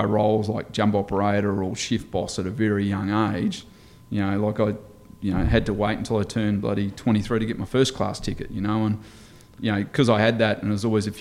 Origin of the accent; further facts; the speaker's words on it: Esperance, Western Australia, Australia; also born or lived in Perth; I'm born and bred in Esperance